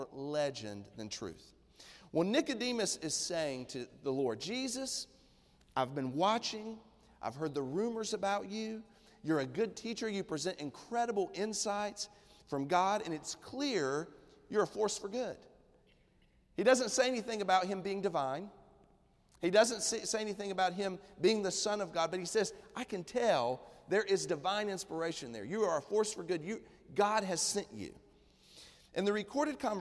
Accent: East Tennessee, United States; moved away; I'm from East Tennessee originally. My roots go really deep in Appalachia

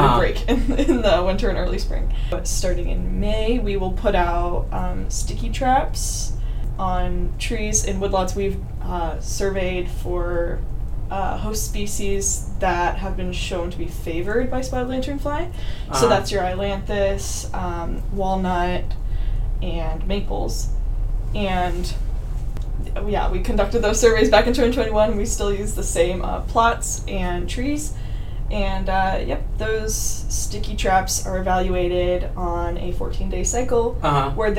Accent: Denver, Colorado, United States; moved away as an adult; also born or lived in Ohio; I'm originally from Denver, Colorado

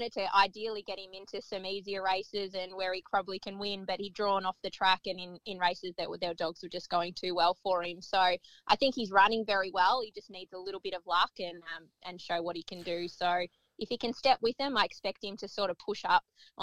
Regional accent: New South Wales, Australia; I grew up in New South Wales

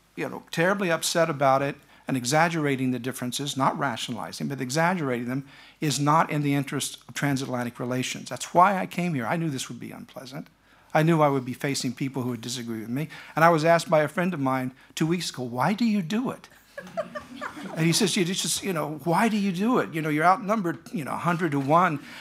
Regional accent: United States; as an American

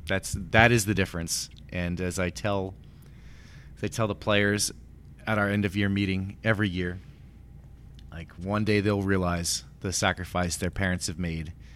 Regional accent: Yonkers, New York, United States; moved away; I grew up in Yonkers, New York

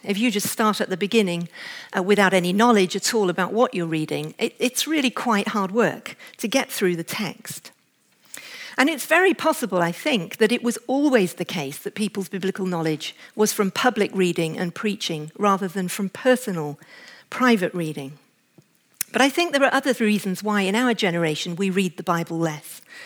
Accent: England, United Kingdom; as an English woman

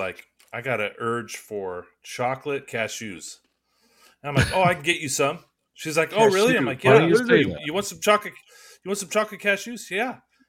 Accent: West Coast, Washington, United States; We're from the West Coast.

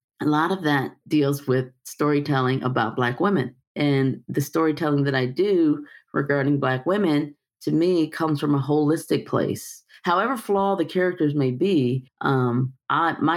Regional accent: Detroit, Michigan, United States; I'm from Detroit, the fact that I was raised by these types of matriarchal women, the fact that I was raised in church.

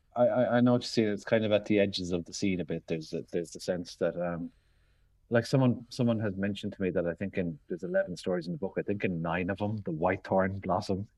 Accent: Limerick, Munster, Ireland; moved away; also born or lived in London; I grew up in Limerick in the early eighties

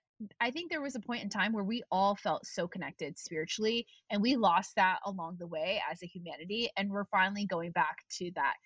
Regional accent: Tennessee, United States; also born or lived in Texas / Virginia; And we grew up in Tennessee, Texas, and Virginia with a lot of, you know, I think in Texas, there's like a lot of Christians and things like that.

